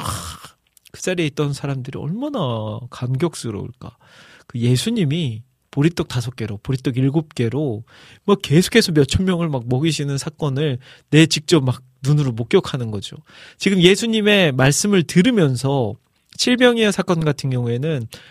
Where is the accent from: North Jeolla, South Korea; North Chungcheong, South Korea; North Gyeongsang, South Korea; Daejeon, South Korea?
North Jeolla, South Korea; Iksan; moved away; 제가 저희 고향, 고향이 익산이잖아요